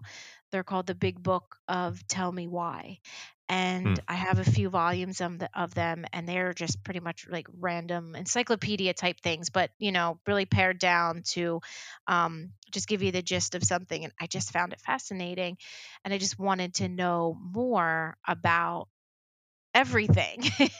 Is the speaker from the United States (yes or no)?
yes; Philadelphia, Pennsylvania, United States; When I was very small, growing up in the Philadelphia area and watching Philadelphia news, I loved Action News on, you know, ABC 6